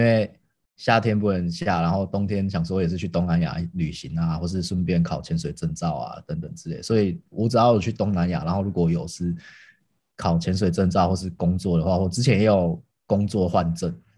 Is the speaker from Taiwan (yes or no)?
yes; Tainan, Taiwan; 我是台南人，然后我们家以前是四代同堂，就是我阿公阿嬷还有阿祖都还， 还没过世的时候，都还在的时候，所以我们家是那种很大家庭，都住在一起